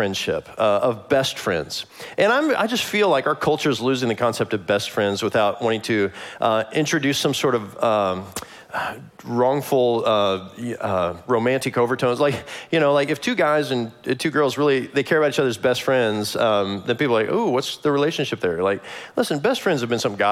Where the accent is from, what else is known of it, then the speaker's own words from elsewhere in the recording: Kansas City, Missouri, United States; moved away; I'm from Kansas City